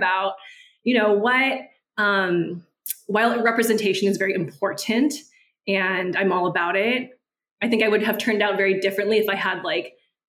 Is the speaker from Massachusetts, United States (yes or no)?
no; San Gabriel Valley, California, United States; moved away as an adult; also born or lived in Oakland, California; now in Houston, United States; currently in Houston, Texas. I've been here for about 3 years. Before that, I grew up in California in San Gabriel Valley, which is very heavily Asian ethnoburb. And then I lived in Oakland for about 10, 11 years.